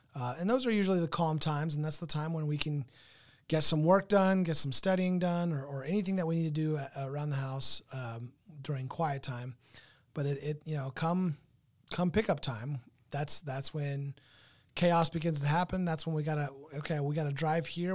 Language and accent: English; Southern California, United States; moved away; I come from Southern California.